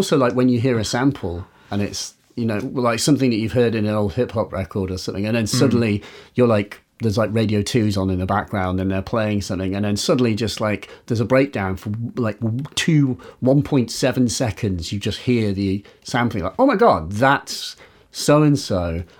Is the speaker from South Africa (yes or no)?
no; Yorkshire and the Humber, United Kingdom; now in London, United Kingdom; I do live in London, but I'm from Yorkshire originally. That's not, I sort of don't sound like it. Slightly southern affected thing